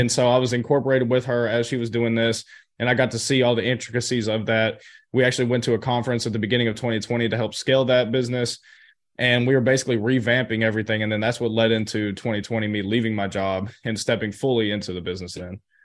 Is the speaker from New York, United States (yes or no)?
no; Chattanooga, Tennessee, United States; I grew up in Chattanooga, Tennessee